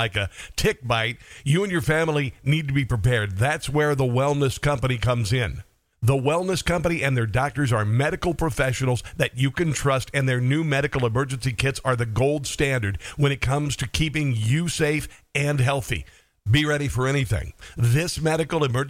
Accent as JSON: {"language": "English", "town": "Omaha", "region": "Nebraska", "country": "United States", "said": "I'm from Omaha"}